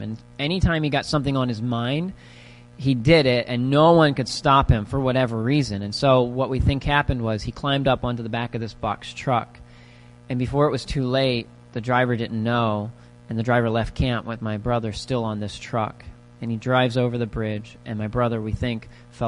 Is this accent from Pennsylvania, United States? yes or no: yes; Pennsylvania, United States; We're from Pennsylvania